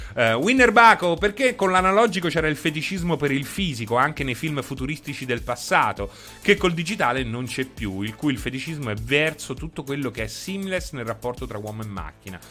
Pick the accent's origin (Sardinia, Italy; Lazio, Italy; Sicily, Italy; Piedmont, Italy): Lazio, Italy; Rome; sono romano